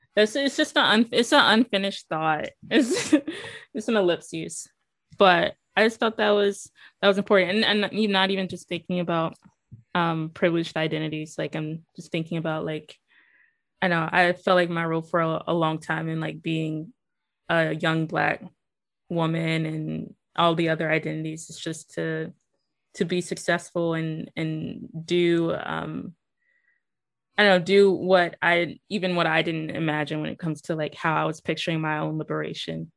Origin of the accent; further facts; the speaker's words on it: Greenville, North Carolina, United States; also born or lived in Chapel Hill, North Carolina; I'm from Greenville, North Carolina.